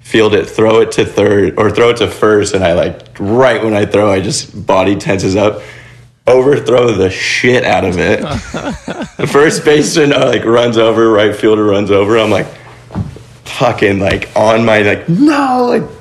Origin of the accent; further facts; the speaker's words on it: Ventura, California, United States; I grew up in Ventura, California